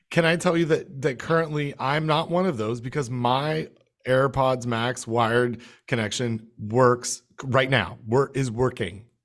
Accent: Canada; now in United States; my home country

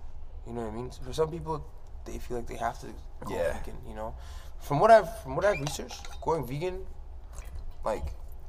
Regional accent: Toronto, Ontario, Canada; being from Toronto

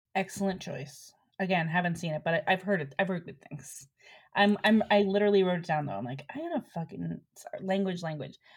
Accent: Cleveland, Ohio, United States; moved away as an adult; also born or lived in New York / Chicago; now in Los Angeles, United States; I grew up in Cleveland

